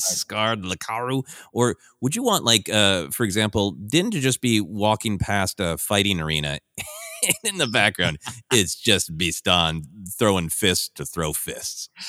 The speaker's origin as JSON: {"language": "English", "town": "Minneapolis", "region": "Minnesota", "country": "United States", "tie": "born or raised there", "moved": "yes", "lives_now": "Los Angeles, United States"}